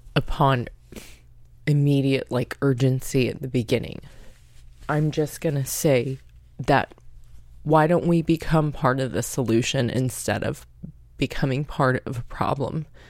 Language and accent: English; United States; I'm half Japanese, half Polish American, and at that, I'm American.